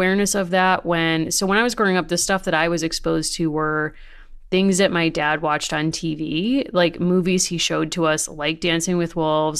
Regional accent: Wethersfield, Connecticut, United States; But growing up in Connecticut

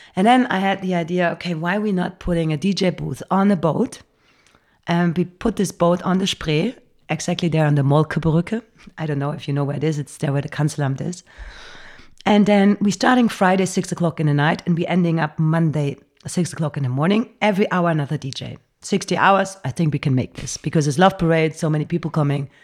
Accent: Bergisch Gladbach, North Rhine-Westphalia, Germany; English is a second language; moved away as an adult; now in Berlin, Germany; grown up in Cologne. It's a little s-, town before Cologne called Bergisch Gladbach

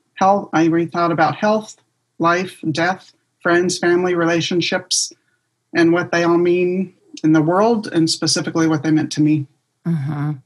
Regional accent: Southern California, United States; now in Las Vegas, United States; I grew up in Southern California and I moved here to Las Vegas

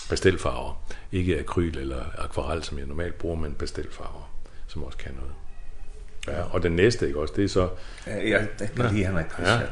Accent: Kvívík, Faroe Islands; born there; og jeg synes bare, Kvøvøk, det, det er jo bare min fødeby.

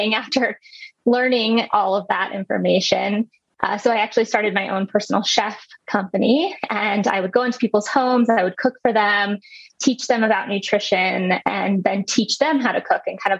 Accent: Midwest, United States; I grew up in the Midwest

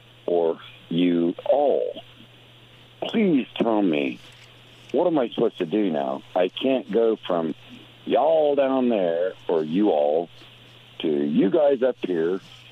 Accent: Indianapolis, Indiana, United States; also born or lived in Huntsville, Alabama / Stone Mountain, Georgia; I was born in Indianapolis, Indiana, in 1961. I've always said, you guys. However, I lived in Huntsville, Alabama, and Stone Mountain, Georgia, where they said, y'all.

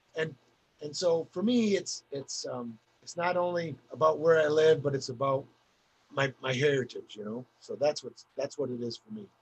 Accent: Tug Hill, New York, United States; I was raised on Tug Hill my whole life

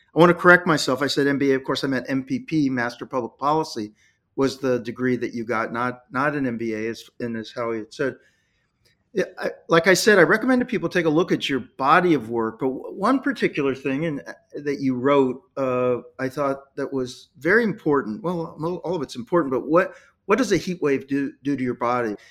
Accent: Dayton, Ohio, United States; I'm from Dayton, Ohio

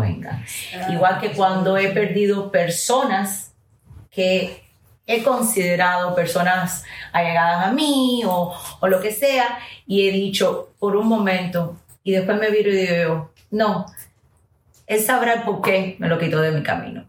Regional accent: United States; first language English; Spanish is a second language; aunque hable muy bien el español, soy americana y es mi primer idioma

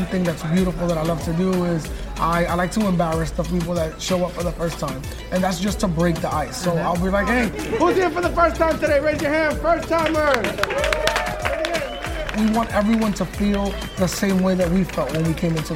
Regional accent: New York City, New York, United States; Growing up in Washington Heights is, it's molding.

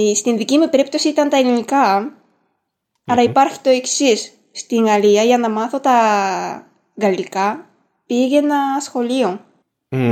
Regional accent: Japan; first language Japanese; Greek is a second language; also born or lived in France; now in Greece; ξέρω Ιαπωνικά που είναι η μητρική μου γλώσσα

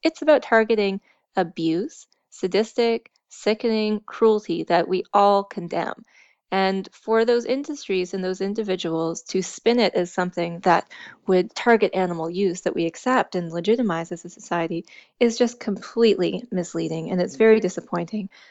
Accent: East Coast, Atlantic Canada, Canada; also born or lived in Alberta; I grew up out east

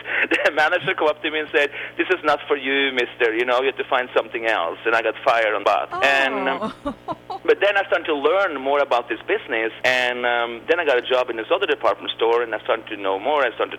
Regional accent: Oslo, Norway; also born or lived in Spain; now in United States; I grew up right outside downtown Oslo

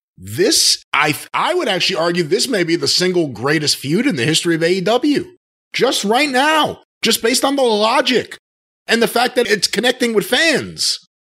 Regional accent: Long Island, New York, United States; I grew up on Long Island

